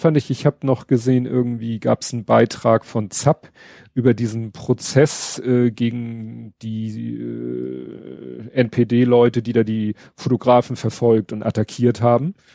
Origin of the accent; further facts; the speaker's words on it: Steilshoop, Hamburg, Germany; ich bin ja in Stalzhoop aufgewachsen. Das ist ja auch eine Riesenhochhaussiedlung.